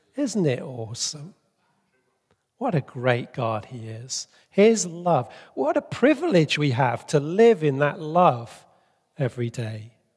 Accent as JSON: {"language": "English", "country": "Bolivia", "tie": "born or raised there", "moved": "yes", "said": "I grew up in Bolivia"}